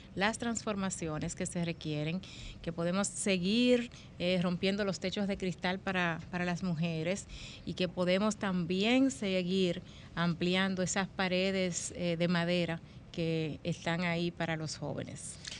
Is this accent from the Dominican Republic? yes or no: yes; Dominican Republic; muy creativos que somos los dominicanos